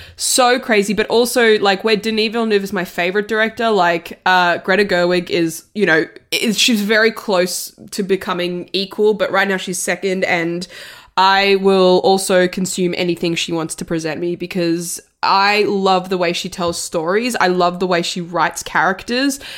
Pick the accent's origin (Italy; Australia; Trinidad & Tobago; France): Italy; I'm from Italy